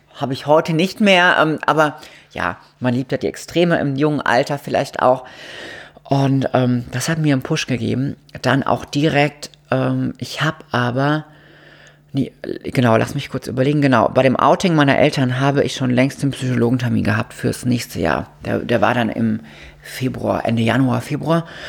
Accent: Mannheim area, Baden-Württemberg, Germany; now in Cologne, Germany; ich komme da aus der Gegend

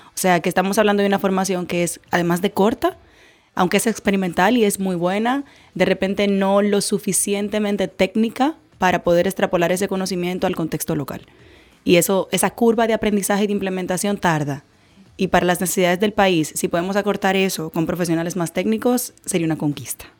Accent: Dominican Republic; como ciudadana dominicana

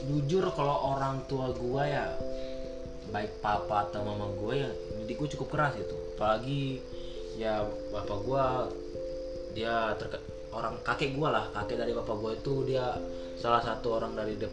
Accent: Padang Panjang, West Sumatra, Indonesia; gua lahir di Padang Panjang salah satu kota di Sumatera Barat bukan kota Padang ya tapi Padang Panjang

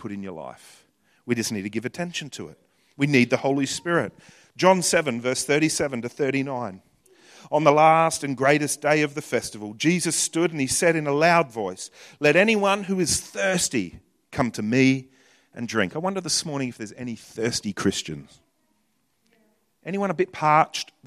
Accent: New Zealand; I'm from New Zealand

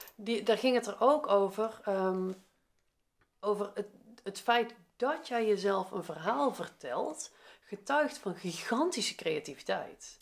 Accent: Veldhoven, North Brabant, Netherlands; moved away as an adult; also born or lived in Eindhoven, Netherlands; now in Nijmegen, Netherlands; ik ben opgegroeid in Veldhoven, dat ligt ernaast

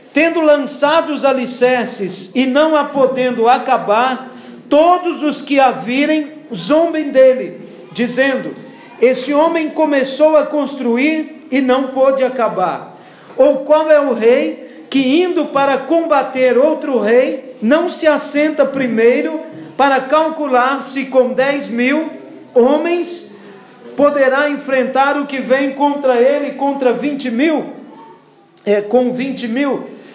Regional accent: Brazil; Eu também nasci com uma identidade brasileira

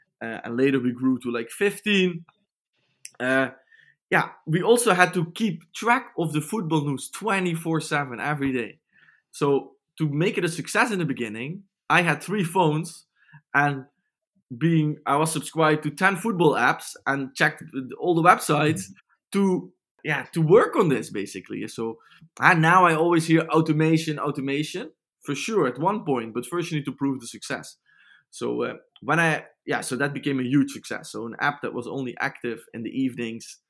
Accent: Limburg, Netherlands; I'm from Limburg, so that's a bit German alike

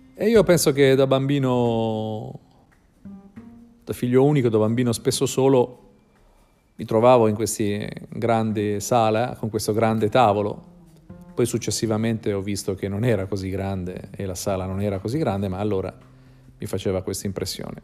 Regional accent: Bologna, Emilia-Romagna, Italy; also born or lived in Florence; Io sono nato a Firenze, mia madre è bolognese ma aveva incontrato un uomo, un poeta di Pistoia e io nacqui a Firenze in un breve periodo dove loro stavano a Firenze. Poi mia madre tornò a Bologna e quando io avevo sette anni e io da quando avevo sette anni fino adesso ho par- praticamente vissuto sempre a Bologna

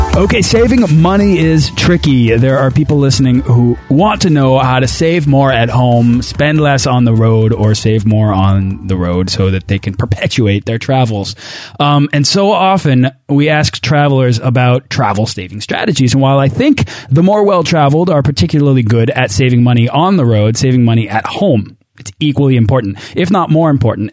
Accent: outside of Boston, Massachusetts, United States; I'm a New England guy, right? So like I grew, I grew up outside of Boston

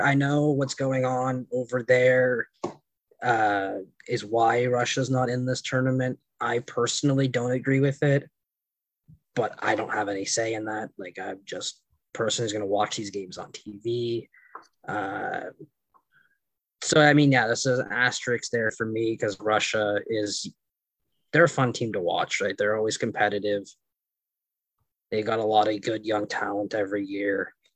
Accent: Canada; being Canadian

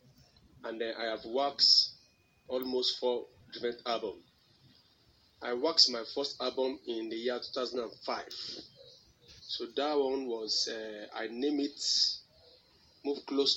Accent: Ekiti, Nigeria; I hail from Ekiti State

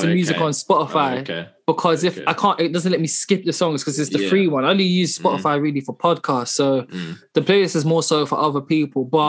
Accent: London, United Kingdom; I grew up in London

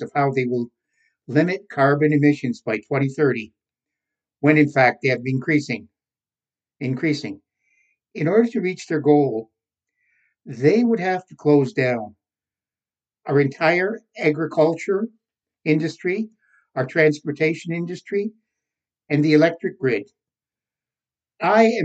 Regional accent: Canada

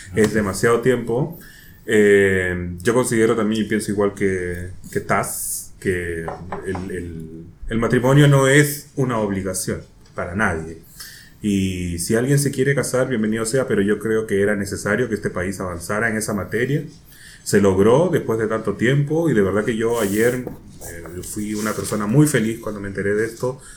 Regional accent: Peru; now in Chile; yo soy peruano y sigo medios peruanos.

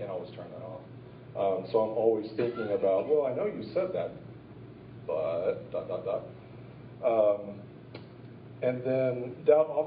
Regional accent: Edmond, Oklahoma, United States; moved away; also born or lived in Arkansas; I was born in Edmond, Oklahoma, to two loving Christian parents

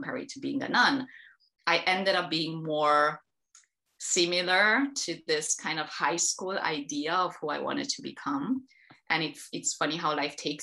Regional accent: Transylvania, Romania; I am Romania. I was born and raised in the countryside, in the Transylvanian hills, up until I was 18

